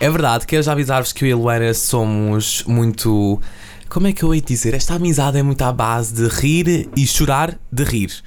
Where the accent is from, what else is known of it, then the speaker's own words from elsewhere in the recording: Massamá, Lisbon, Portugal; also born or lived in Belas; Eu sou de Massamá, eh, tenho 18 anos